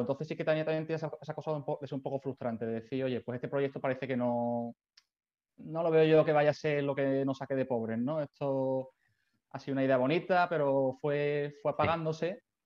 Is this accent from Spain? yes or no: yes; Seville, Andalusia, Spain; moved away as an adult; also born or lived in Barcelona; yo soy de Sevilla. Eh, bueno, viví allí toda la infancia, juventud